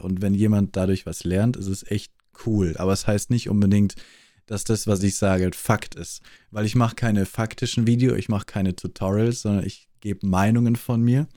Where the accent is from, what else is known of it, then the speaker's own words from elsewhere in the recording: Austria; accent: Austrian; Ich bin Österreicher